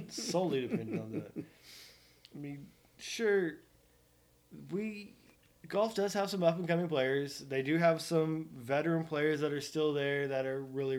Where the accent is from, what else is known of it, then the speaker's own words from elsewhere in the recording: Oklahoma, United States; my hometown of UConn, Oklahoma.